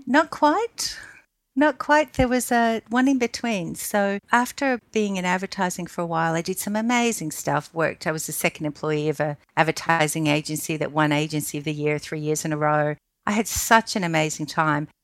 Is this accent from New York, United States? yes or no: yes; New York, United States; moved away; I was allowed to go when I was 10 by myself in New York